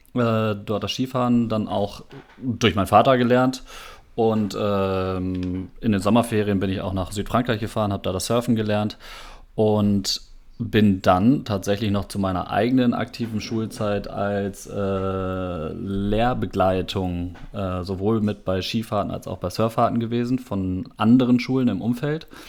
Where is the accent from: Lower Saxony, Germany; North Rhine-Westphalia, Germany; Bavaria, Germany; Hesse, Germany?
North Rhine-Westphalia, Germany; Minden; moved away as an adult; also born or lived in Oldenburg; now in Münster, Germany; gebürtig aus Oldenburg, bin dann aber in Minden aufgewachsen